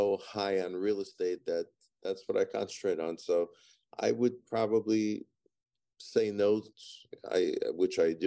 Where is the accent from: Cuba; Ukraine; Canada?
Ukraine; moved away; I was born in Ukraine or Soviet Union, the old Soviet Union that had all the republics still attached back in the 70s. And I was born in Ukraine